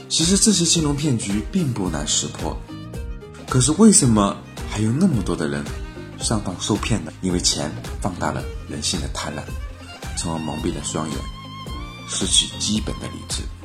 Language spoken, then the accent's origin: Chinese; China; 都说我们中国人聪明。因为我们是最会投机取巧的民族